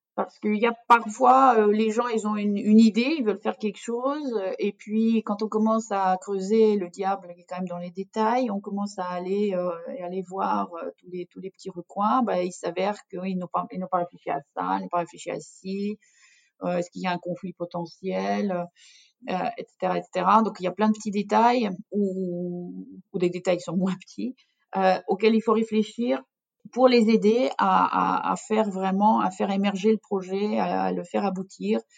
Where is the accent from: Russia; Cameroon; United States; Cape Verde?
Russia; French is a second language; moved away as an adult; now in France; Je suis d'origine russe et donc j'ai vécu toute mon enfance en Union soviétique.